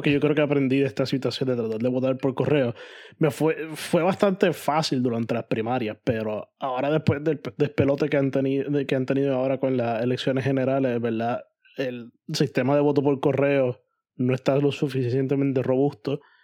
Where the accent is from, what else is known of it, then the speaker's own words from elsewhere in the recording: Puerto Rico; moved away as an adult; now in New York, United States; Si algún día o algún momento vuelvo a Puerto Rico y tengo intenciones de hacer Puerto Rico mi residencia otra vez